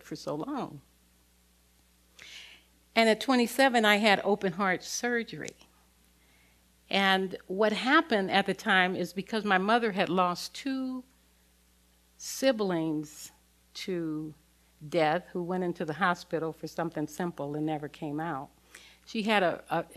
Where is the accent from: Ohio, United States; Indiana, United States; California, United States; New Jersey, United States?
California, United States; Los Angeles; I grew up in South Central Los Angeles in the thick of the civil rights movement.